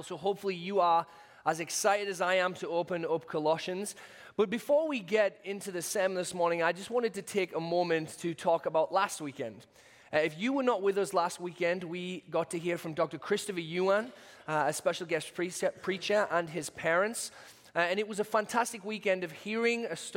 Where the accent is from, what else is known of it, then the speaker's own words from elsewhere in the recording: United Kingdom; accent: British; moved away; my British accent